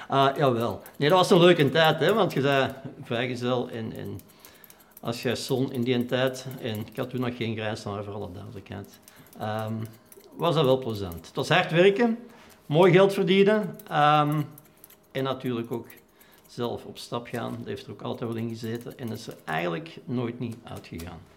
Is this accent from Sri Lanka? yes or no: no; Wortel, Flanders, Belgium; weerskanten hadden een café hè, in Wortel en in Kastel. Dus ik ben letterlijk opgegroeid, groot geworden op de Schotterkesbak op de miljard.